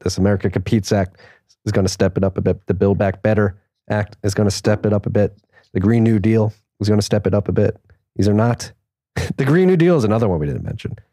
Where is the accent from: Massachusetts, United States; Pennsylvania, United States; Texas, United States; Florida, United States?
Pennsylvania, United States; I am from Pennsylvania